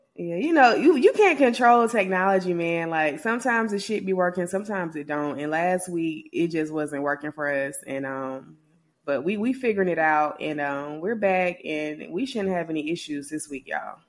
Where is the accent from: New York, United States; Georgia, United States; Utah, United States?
Georgia, United States; I'm from Georgia